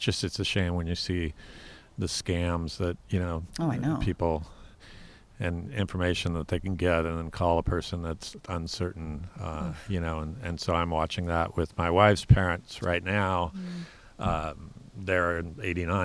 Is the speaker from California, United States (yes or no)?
yes; Orange County and Mammoth, California, United States; also born or lived in Claremont, California / Vermont; now in Los Alamos, United States; we grew up between Orange County and Mammoth